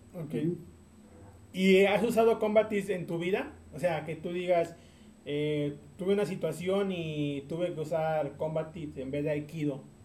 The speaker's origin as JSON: {"language": "Spanish", "town": "Tampico", "region": "Tamaulipas", "country": "Mexico", "moved": "yes", "lives_now": "San Luis Potosí, Mexico", "said": "yo soy de Tampico, Tamaulipas"}